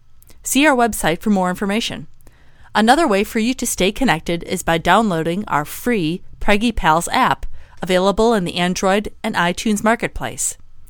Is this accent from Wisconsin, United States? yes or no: yes; Wisconsin, United States; now in San Diego, United States; I'm from Wisconsin